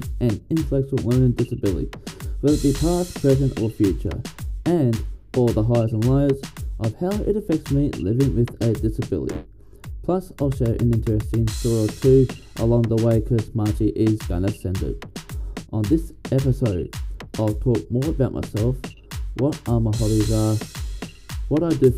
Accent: Bundaberg, Queensland, Australia; also born or lived in Lismore, New South Wales / Ballina, New South Wales; I am 26 from Bundaberg here in Queensland. I've been living in Bundaberg for 22 years of my life

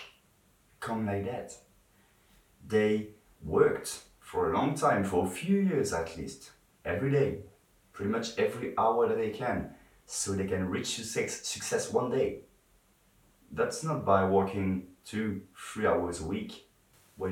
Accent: France; English is a second language; I'm not English. I'm French, and sometimes I struggle a bit to talk in English

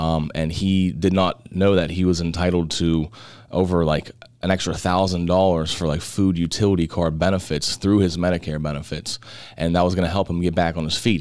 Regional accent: Butler, Pennsylvania, United States; we're born and raised in the Butler area.

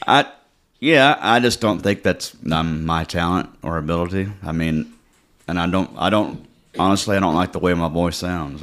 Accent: Cut and Shoot, Texas, United States; also born or lived in Houston, Texas; Camp Creek, I grew up spending all my time at Camp Creek.

